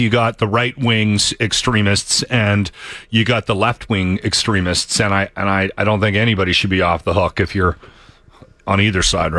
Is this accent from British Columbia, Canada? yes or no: yes; Yahk, British Columbia, Canada; moved away; I grew up in Yak and we had a thing. There was a thing there. There was draft dodgers and hippies. And it was crazy. It was crazy town.